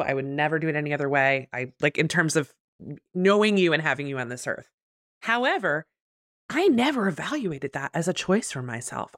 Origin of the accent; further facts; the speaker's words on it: New Jersey, United States; now in Richmond, United States; I was born in Jersey